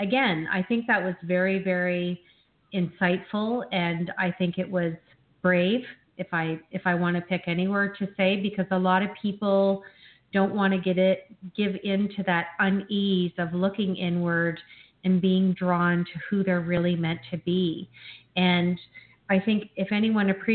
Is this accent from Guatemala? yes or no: no; Canada; I grew up in Canada